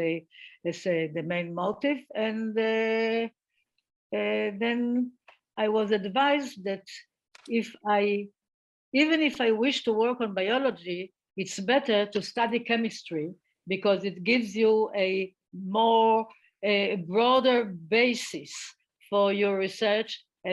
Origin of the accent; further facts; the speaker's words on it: Israel; I grew up in Israel and the atmosphere here was quite good towards women.